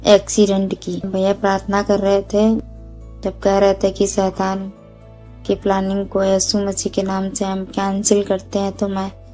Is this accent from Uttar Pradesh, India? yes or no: yes; Kanpur, Uttar Pradesh, India; मैं यूपी कानपुर से हूँ